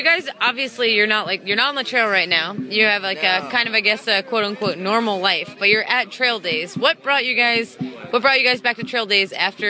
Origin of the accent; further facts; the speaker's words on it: Philadelphia, Pennsylvania, United States; I'm from Philly.